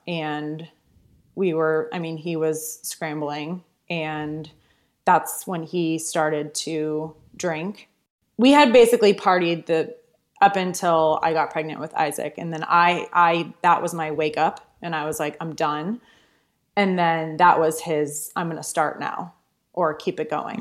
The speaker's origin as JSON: {"language": "English", "town": "Wellesley", "region": "Massachusetts", "country": "United States", "tie": "born or raised there", "also_born_or_lived": "New York", "moved": "as an adult", "said": "I grew up in Wellesley, Massachusetts, right outside Boston"}